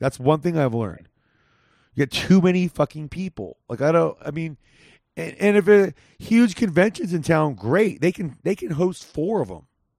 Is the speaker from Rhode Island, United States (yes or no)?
no; Whittier, California, United States; Yeah, that's not far from where I grew up in Whittier.